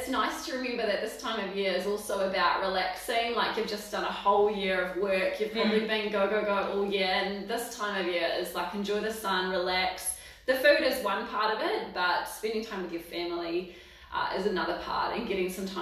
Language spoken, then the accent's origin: English; Waipukurau, Hawke's Bay, New Zealand; moved away as an adult; also born or lived in Dunedin; now in Palmerston North, New Zealand; I'm from Central Hawke's Bay